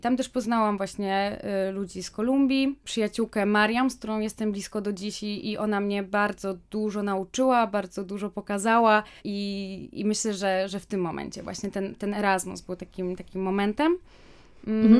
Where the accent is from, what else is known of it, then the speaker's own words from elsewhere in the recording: Wrocław, Lower Silesian Voivodeship, Poland; moved away as an adult; also born or lived in Kraków / Chile; ja, choć jestem z Wrocławia, to wyjechałam na studia do Krakowa